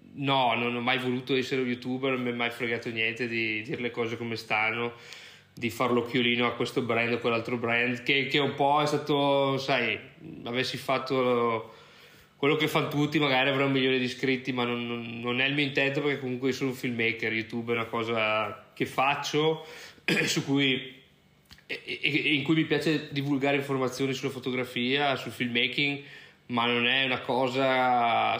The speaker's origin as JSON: {"language": "Italian", "town": "Brescia", "region": "Lombardy", "country": "Italy", "tie": "born or raised there", "also_born_or_lived": "United States / Ireland", "moved": "as an adult", "lives_now": "Lisbon, Portugal", "said": "sono di Brescia, eh, come magari qualcuno può sentire dall'accento"}